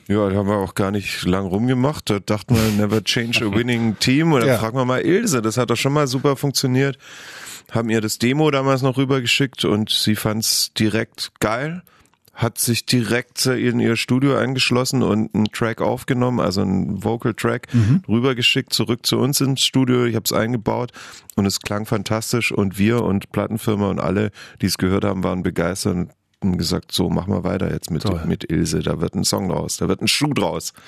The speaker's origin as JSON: {"language": "German", "town": "Heidenheim", "region": "Baden-Württemberg", "country": "Germany", "tie": "born or raised there", "moved": "yes", "said": "ich habe nur gute Erinnerungen an meine Kindheit in Heidenheim"}